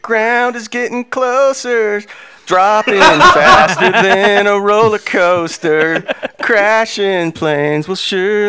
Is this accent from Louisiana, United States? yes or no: yes; Louisiana, United States; having grown up in Louisiana and have dealt with a series of redneck coaches